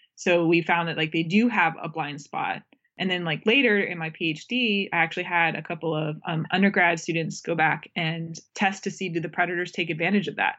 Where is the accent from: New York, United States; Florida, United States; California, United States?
Florida, United States; moved away; I grew up in Florida